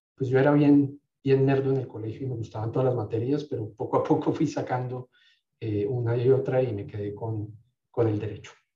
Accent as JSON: {"language": "Spanish", "country": "Colombia", "also_born_or_lived": "France / United States", "moved": "as an adult", "said": "Yo me fui de Colombia a los veintidós años con dos maletas de veintitrés kilos"}